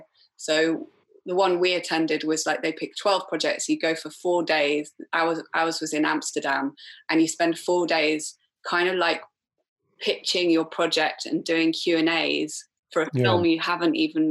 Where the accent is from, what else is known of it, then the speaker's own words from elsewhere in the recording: Wales, United Kingdom; And then we redrafted the treatment, and I'm Welsh, even though I don't sound Welsh. I'm Welsh, so I was fortunate enough that I can apply for Film Wales funding.